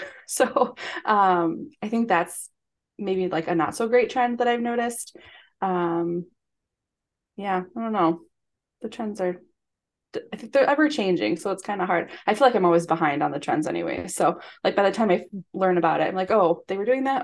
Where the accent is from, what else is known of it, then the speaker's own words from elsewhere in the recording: Michigan, United States; now in Chicago, United States; We're from Michigan